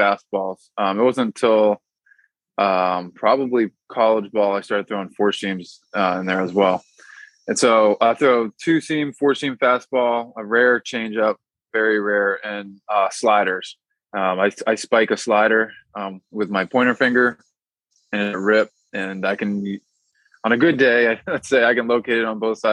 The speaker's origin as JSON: {"language": "English", "region": "Massachusetts", "country": "United States", "said": "I'm from Massachusetts"}